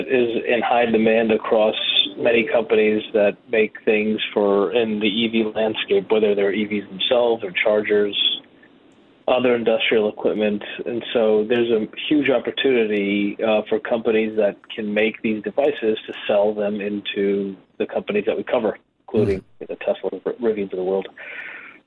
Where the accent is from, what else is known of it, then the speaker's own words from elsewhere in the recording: Boston, Massachusetts, United States; I grew up in Boston.